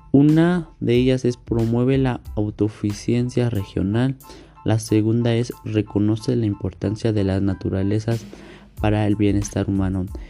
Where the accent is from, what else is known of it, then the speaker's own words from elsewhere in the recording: Atlacomulco, State of Mexico, Mexico; soy de Mando del Río, Atlacomulco, México